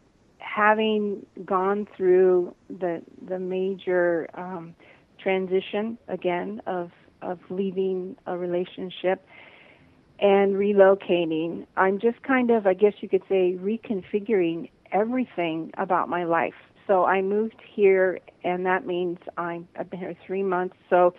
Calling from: Big Island, Hawaii, United States; also born or lived in Maui; I'm calling from the Big Island in Hawaii.

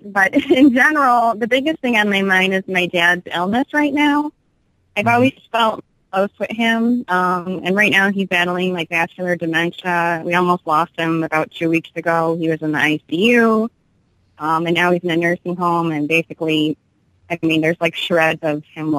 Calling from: Illinois, United States; I'm calling from Illinois.

